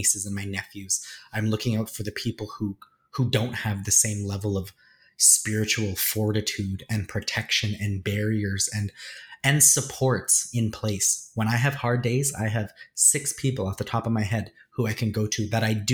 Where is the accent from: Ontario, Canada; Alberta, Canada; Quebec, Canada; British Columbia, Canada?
Alberta, Canada; Edmonton; moved away as an adult; now in Toronto, Canada; I was born and raised in Edmonton